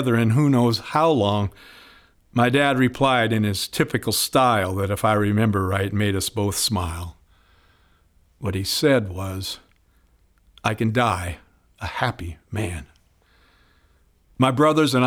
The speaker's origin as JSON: {"language": "English", "town": "Spokane", "region": "Washington", "country": "United States", "tie": "born or raised there", "lives_now": "Seattle, United States", "said": "my hometown of Spokane"}